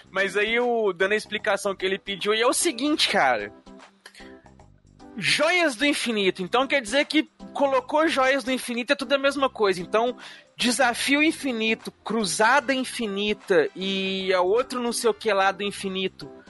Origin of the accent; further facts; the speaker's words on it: Brazil; eu sou brasileiro é mesmo.